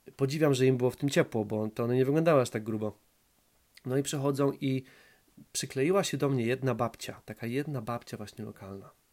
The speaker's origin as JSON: {"language": "Polish", "country": "Poland", "also_born_or_lived": "High Wycombe, England", "moved": "yes", "said": "ja jestem z Duńskiej Woli. Z Duńska Wola to jest małe, małe, małe tam miasto, 30, tam 35 tysięcy mieszkańców"}